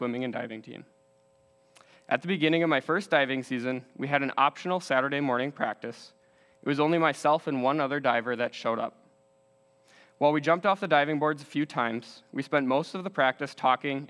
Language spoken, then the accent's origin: English; West Bend, Wisconsin, United States; Growing up in West Bend, Wisconsin, my family lived a very good life